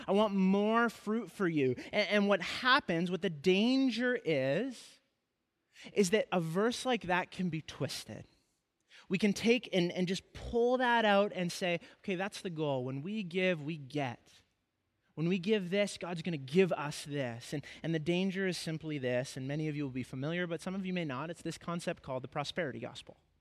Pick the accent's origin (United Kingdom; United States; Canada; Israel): Canada; Kamloops, British Columbia; moved away as an adult; before I moved away from my hometown of Kamloops